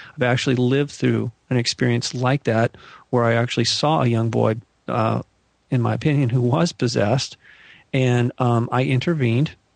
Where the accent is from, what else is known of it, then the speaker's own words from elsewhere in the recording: Malibu, California, United States; where I grew up in Malibu